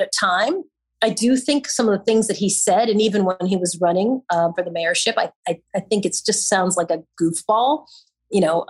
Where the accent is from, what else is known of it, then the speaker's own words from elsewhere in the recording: Long Island, New York, United States; now in New York City, United States; I've been a New Yorker for my whole entire life, although I'm a Long Islander